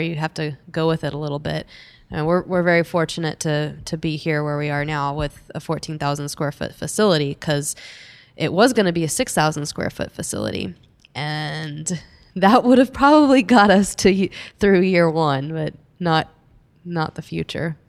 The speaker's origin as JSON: {"language": "English", "town": "Dallas", "region": "Texas", "country": "United States", "tie": "born or raised there", "said": "I'm from, I grew up in Dallas"}